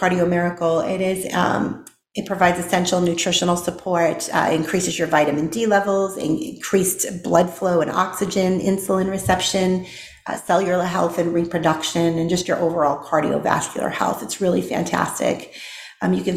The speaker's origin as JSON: {"language": "English", "town": "Boston", "region": "Massachusetts", "country": "United States", "tie": "born or raised there", "also_born_or_lived": "Tennessee", "moved": "as an adult", "lives_now": "Texas, United States", "said": "I grew up in Boston, Massachusetts"}